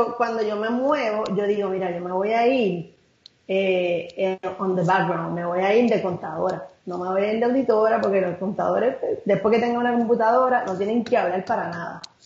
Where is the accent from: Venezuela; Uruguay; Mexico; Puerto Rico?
Puerto Rico; Carolina; moved away as an adult; yo nací, estudié en todos los niveles hasta la universidad en Carolina.